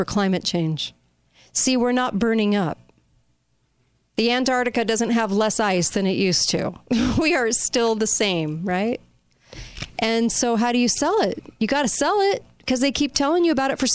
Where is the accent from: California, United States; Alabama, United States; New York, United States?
California, United States; Southern; I grew up by the beach in Southern California.